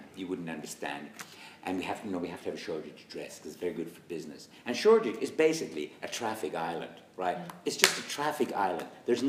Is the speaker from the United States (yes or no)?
no; Senegal; I'm originally from Senegal, but I look Irish.